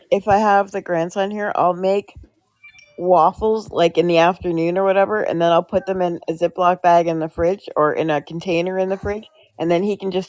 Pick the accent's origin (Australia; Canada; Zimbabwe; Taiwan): Canada; I am from Canada.